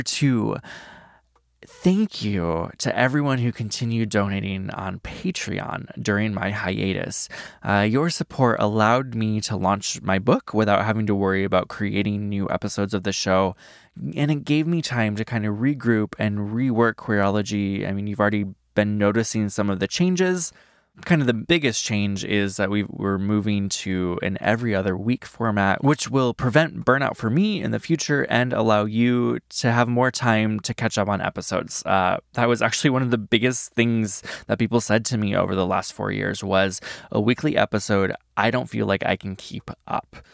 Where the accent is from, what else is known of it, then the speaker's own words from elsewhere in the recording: Iowa, United States; I grew up in Iowa